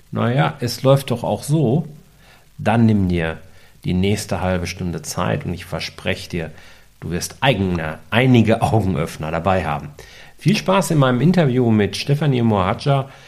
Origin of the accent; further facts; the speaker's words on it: North Rhine-Westphalia, Germany; ich bin ja ein Kind des Ruhrgebiets